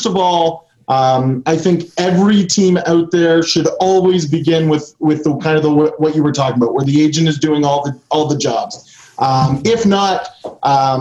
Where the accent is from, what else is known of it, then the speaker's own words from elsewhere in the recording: Canada; I'm Canadian